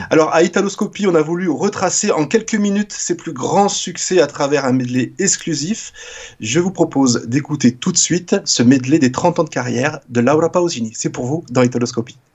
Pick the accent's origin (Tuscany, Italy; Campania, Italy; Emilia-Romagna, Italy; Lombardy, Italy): Emilia-Romagna, Italy; Castel Bolognese; moved away; je suis natif de Castel Bolognais